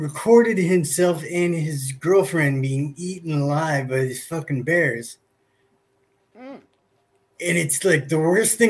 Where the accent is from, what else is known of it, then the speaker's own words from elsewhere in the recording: Southern California, United States; And I grew up a kid in Southern California.